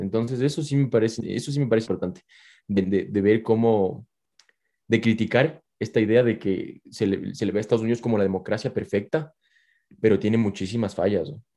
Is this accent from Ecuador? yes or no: yes; Ecuador; que somos ecuatorianos